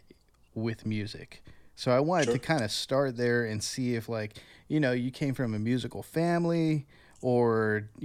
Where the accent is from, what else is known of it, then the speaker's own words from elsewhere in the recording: Kingsville, Texas, United States; I'm from Kingsville